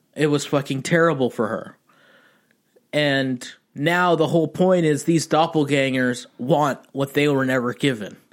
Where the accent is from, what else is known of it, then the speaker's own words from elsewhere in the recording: Pasadena, California, United States; I'm actually from a suburban town called Pasadena in California